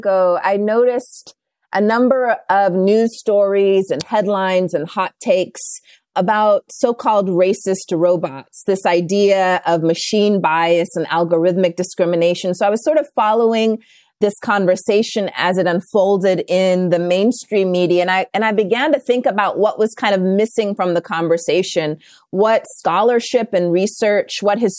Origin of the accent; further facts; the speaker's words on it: India; born there; also born or lived in Los Angeles / South Carolina / Southern Africa; And so I was born in India, moved to Los Angeles, South Carolina, and then went to boarding school for a couple of years in Southern Africa.